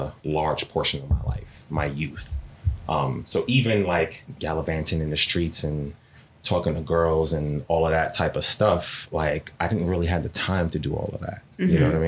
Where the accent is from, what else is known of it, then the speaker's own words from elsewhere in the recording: New York City, New York, United States; I grew up in Flatbush, Brooklyn, right? In the 90s, pretty rough area